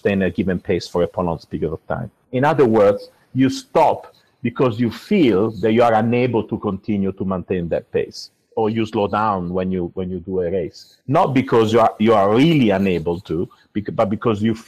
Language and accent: English; Italy; moved away as an adult; also born or lived in Milan, Italy / United States; now in United Kingdom; I'm actually originally from Italy